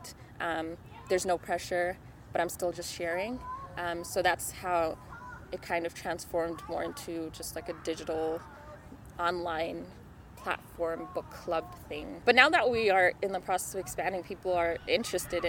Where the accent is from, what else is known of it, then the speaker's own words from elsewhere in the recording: Zimbabwe; first language Shona; English is a second language; now in Calgary, Canada; I'm also an immigrant. So I'm from Zimbabwe